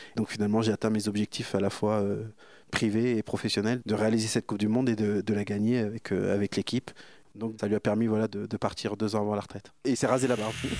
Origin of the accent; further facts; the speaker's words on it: Bourges, Centre-Val de Loire, France; moved away; also born or lived in Auxerre; Moi je suis né à Bourges, je jouais tout le temps avec mon frère euh, qui a 6 ans de plus que moi